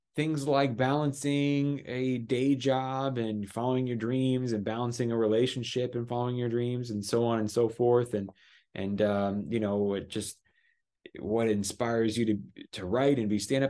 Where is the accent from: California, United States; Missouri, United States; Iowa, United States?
California, United States; Los Angeles; I was raised in Los Angeles, California